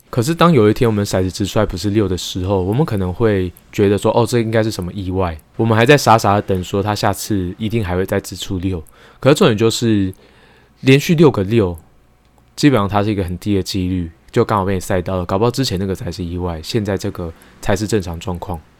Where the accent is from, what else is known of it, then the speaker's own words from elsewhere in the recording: Taiwan; 我自己本身是在眷村长大的